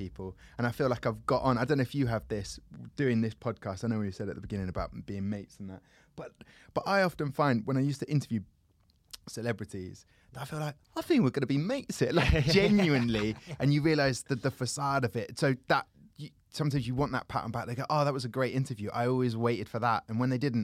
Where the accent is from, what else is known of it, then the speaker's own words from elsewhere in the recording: Southampton, South East England, United Kingdom; I grew up in Southampton, which is Hampshire